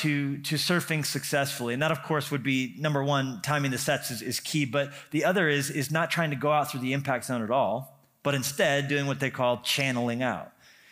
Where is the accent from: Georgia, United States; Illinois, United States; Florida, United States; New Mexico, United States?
New Mexico, United States; also born or lived in Colorado; I grew up in New Mexico and Colorado. It's complicated.